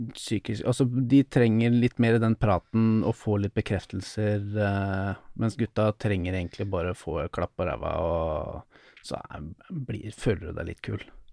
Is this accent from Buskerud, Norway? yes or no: yes; Drammen, Buskerud, Norway; jeg kommer fra Drammen